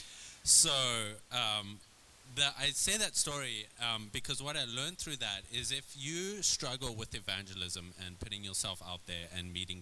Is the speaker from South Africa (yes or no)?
yes; South Africa; also born or lived in Red Bluff, California; now in California, United States; I would move to a small cowboy town in California growing up in South Africa